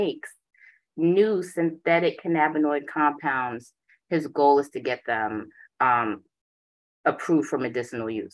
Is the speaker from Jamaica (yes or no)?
yes; Jamaica; also born or lived in Boston; I am Jamaican. My father's a Rasta